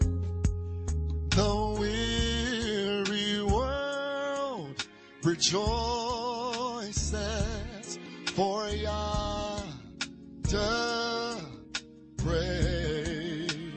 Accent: New Orleans, Louisiana, United States; growing up in New Orleans, born and raised.

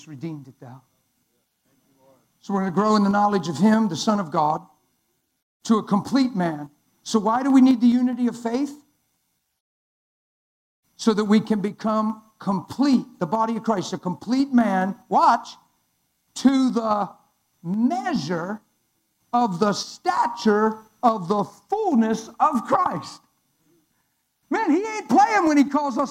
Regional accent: Pennsylvania, United States; I'm from Pennsylvania

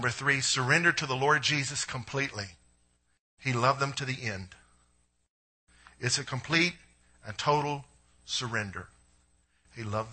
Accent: United States; as American Christians

